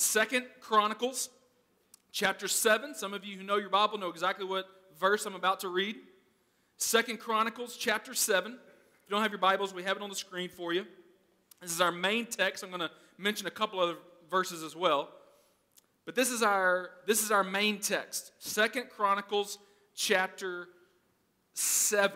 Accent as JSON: {"language": "English", "region": "Arkansas", "country": "United States", "said": "I'm from Arkansas"}